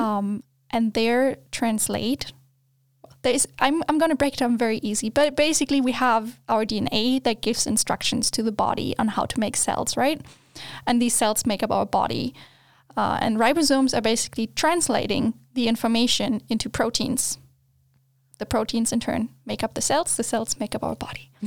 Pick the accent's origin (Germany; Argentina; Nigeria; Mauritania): Germany; English is a second language; moved away as an adult; also born or lived in Australia; now in Sweden; I grew up in Germany. That's all I knew until the point I moved to Australia.